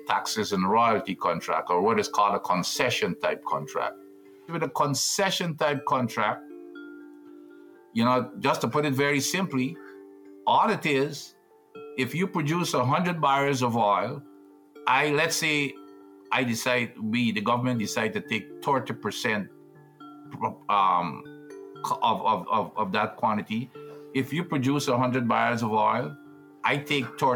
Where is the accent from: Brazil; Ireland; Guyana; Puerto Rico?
Guyana; moved away as an adult; also born or lived in United States; I'm originally from Guyana. As a teenager, I represented Guyana at cricket.